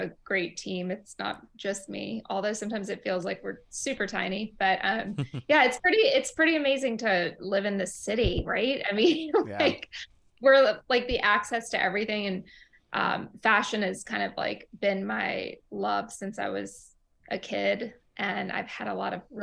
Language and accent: English; Ruston, Louisiana, United States; moved away as an adult; also born or lived in Tehran, Iran; now in Brooklyn, New York, United States; I grew up in a very small southern town in Louisiana called Ruston